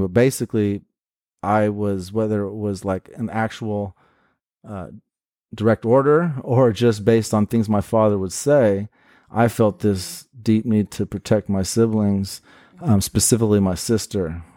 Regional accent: Portland, United States; born and raised in Portland.

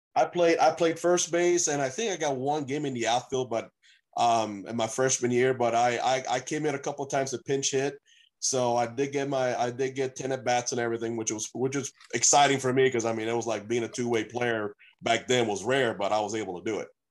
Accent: Beaumont, Texas, United States; also born or lived in Puerto Rico; from Puerto Rico, but I grew up in Texas, in uh, actually in Beaumont, Texas

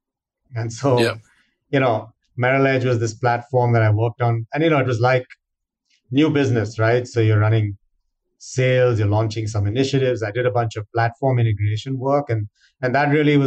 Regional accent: India; moved away as an adult; now in United States; I grew up in India

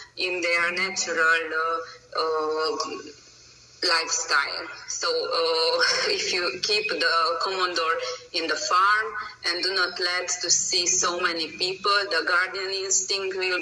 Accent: Romania; English is a second language; moved away as an adult; now in Hungary; I'm originally from Romania, but I live from over than 14 years in Hungary. My nationality is Hungarian, but my birthplace is Romania.

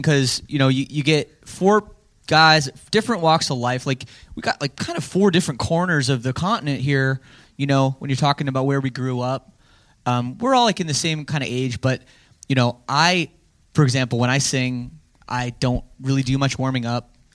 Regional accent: Canada; being Canadian

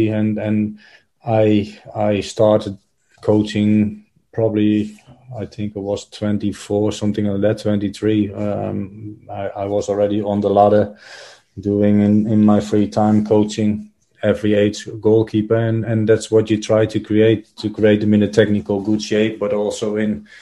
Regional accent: Netherlands; moved away; I'm growing up in Holland

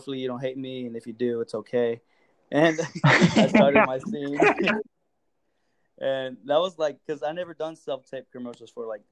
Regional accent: Texas, United States; I'm from Texas

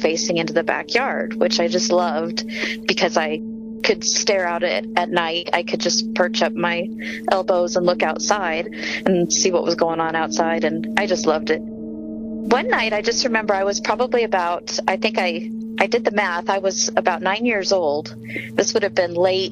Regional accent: Aurora, Colorado, United States; I grew up in Aurora, Colorado

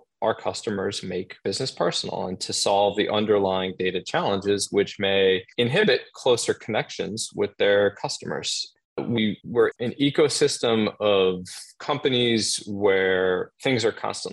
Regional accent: Boston, Massachusetts, United States; now in New York City, United States; I'm originally from Boston.

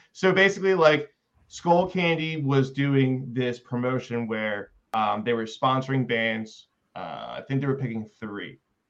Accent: Philadelphia, Pennsylvania, United States; Now we are on the East Coast, we're from New Jersey, I'm from Philadelphia, but they put us out in the Midwest.

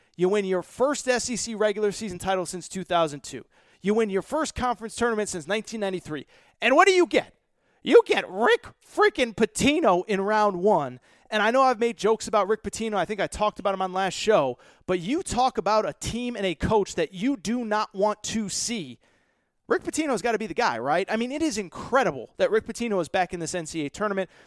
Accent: near Hartford, Connecticut, United States; I grew up in Connecticut. I grew up no lie, five minutes from the University of Hartford

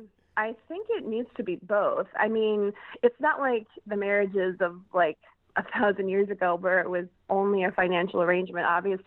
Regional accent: Chicago, Illinois, United States; I live in the Chicagoland area. I live in a suburb of Chicago.

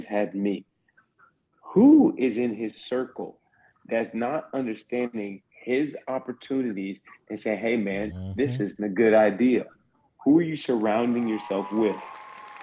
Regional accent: South Carolina, United States; I'm from South Carolina

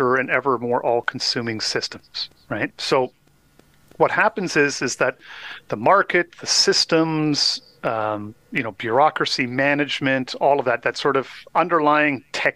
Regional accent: Canada; as a Canadian, I did learn some French

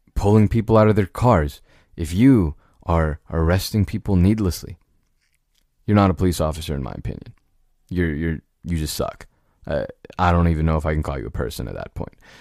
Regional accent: United States; an American citizen, uh, born and raised

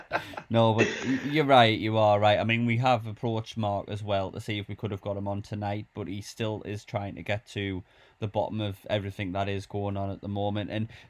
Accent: Durham, North East England, United Kingdom; we're from Durham

